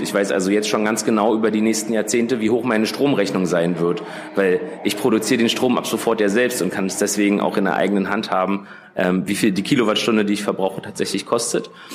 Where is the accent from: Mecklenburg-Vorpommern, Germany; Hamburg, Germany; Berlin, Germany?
Berlin, Germany; Ich bin geboren und aufgewachsen in Berlin